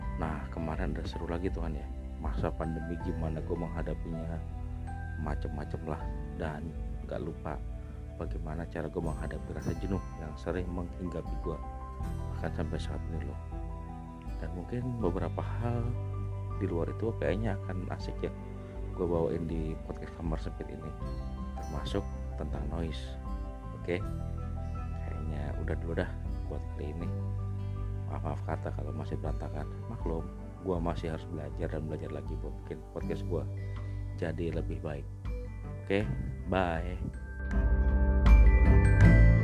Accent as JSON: {"language": "Indonesian", "region": "Jakarta", "country": "Indonesia", "tie": "born or raised there", "moved": "as an adult", "lives_now": "Hwaseong, South Korea", "said": "gua dari Indonesia ya. Gua lahir Jakarta, sekian tahun lalu. Saat ini gua tinggal di Korea Selatan"}